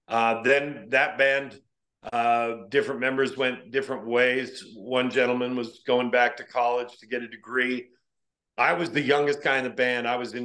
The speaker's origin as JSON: {"language": "English", "town": "Vallecito", "region": "Colorado", "country": "United States", "tie": "born or raised there", "also_born_or_lived": "Northern New Mexico", "said": "I was born in Northern New Mexico, but I actually lived the majority of my life in a place called Vallecito, Colorado, which is a small mountain town at the base of the Wimmenuch Wilderness"}